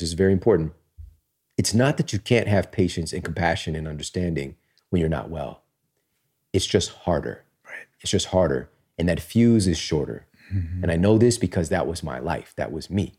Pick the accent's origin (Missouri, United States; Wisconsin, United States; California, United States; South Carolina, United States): Missouri, United States; I'm from Missouri